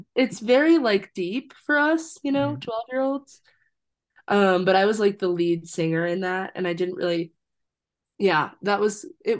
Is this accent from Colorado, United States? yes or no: yes; Fort Collins, Colorado, United States; also born or lived in Wisconsin / Iowa City, Iowa / Longmont, Colorado / Austin, Texas; I was born in Wisconsin, but then moved to Iowa City and spent my whole childhood in Iowa City, but then moved to Fort Collins when I was like 10. So like half of childhood in Iowa and then mm-hmm. half in Fort Collins, Colorado.